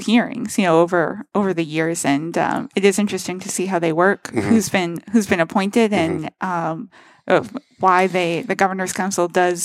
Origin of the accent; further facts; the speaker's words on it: Leicester, Massachusetts, United States; also born or lived in Spencer, Massachusetts; my hometown of Leicester